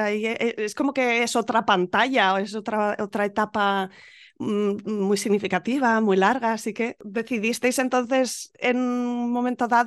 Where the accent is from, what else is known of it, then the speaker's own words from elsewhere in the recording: Málaga, Andalusia, Spain; somos de Málaga.